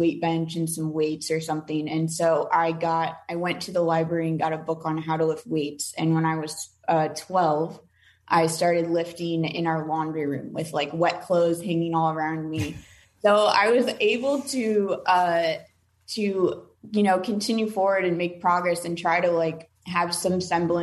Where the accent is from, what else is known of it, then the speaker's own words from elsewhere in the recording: Omaha, Nebraska, United States; I'm from Omaha, Nebraska. So we had a small group there